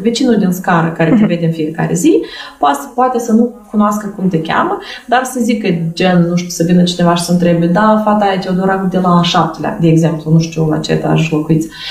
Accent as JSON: {"language": "Romanian", "country": "Moldova", "tie": "born or raised there", "said": "Eu am copilărit și sunt născut în satul Fetița"}